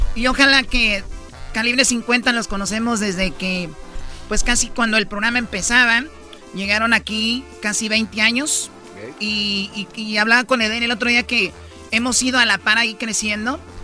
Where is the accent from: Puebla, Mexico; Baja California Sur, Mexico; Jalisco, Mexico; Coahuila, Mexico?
Jalisco, Mexico; Yo soy de Jalisco